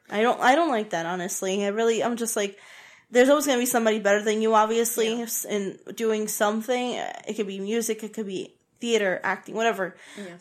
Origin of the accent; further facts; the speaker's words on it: Puerto Rico; I'm from Puerto Rico. I'm Puerto Rican